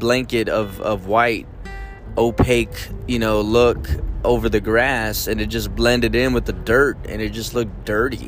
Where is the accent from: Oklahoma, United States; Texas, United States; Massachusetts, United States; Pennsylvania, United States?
Texas, United States; San Antonio; I was born in San Antonio.